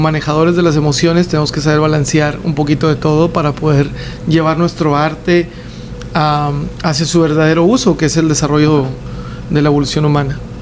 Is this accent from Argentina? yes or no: no; Mexico; los tres somos mexicanos